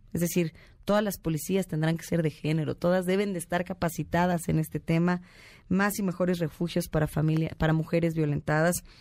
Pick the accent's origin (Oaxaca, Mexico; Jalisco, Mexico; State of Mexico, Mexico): State of Mexico, Mexico; soy más mexiquense que priista